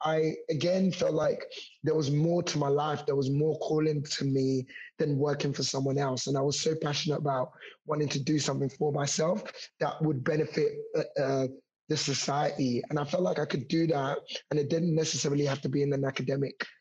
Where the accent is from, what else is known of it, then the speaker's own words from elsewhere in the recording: London, United Kingdom; I actually grew up in Hackney. So I grew up in Hoxton in East London.